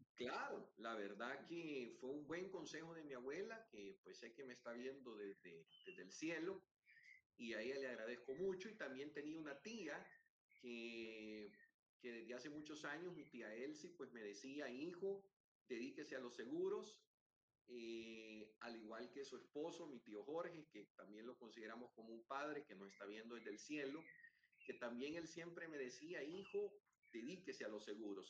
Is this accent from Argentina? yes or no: no; El Salvador; en mi país